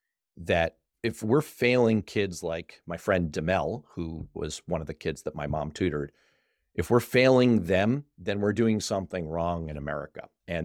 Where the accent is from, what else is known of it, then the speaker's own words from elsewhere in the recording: New York City, New York, United States; I was growing up in New York City in the early 80s. I grew up there during the heart of the crack epidemic. Mm. I attended New York City public schools.